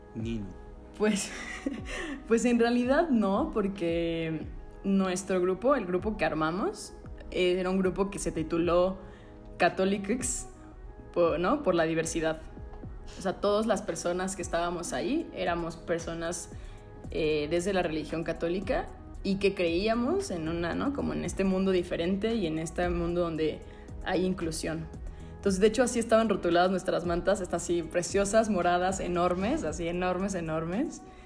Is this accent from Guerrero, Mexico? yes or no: no; Puebla, Mexico; soy de Puebla